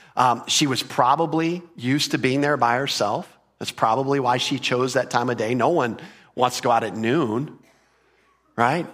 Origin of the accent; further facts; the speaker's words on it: Texas, United States; we're from Texas